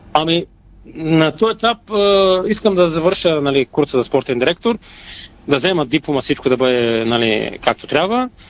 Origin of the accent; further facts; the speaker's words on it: Bulgaria; сама съм българин